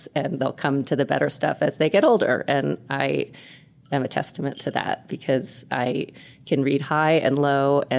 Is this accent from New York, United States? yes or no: yes; New York City, New York, United States; I was born and raised in New York City, where we are right now.